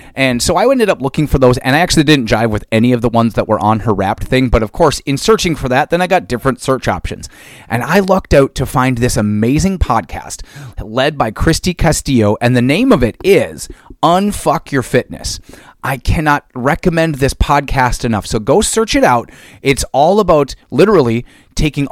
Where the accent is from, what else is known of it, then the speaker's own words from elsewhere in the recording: East Central Minnesota, United States; I grew up in East Central Minnesota here in the States.